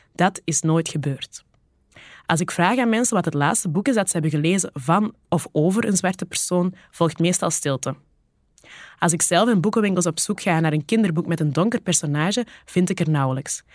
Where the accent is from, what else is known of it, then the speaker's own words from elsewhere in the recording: the Kempen, Flanders, Belgium; moved away; also born or lived in Borgerhout; Ik ben zelf een dochter van de Kempen, en daar zeggen we nogal snel: doe maar normaal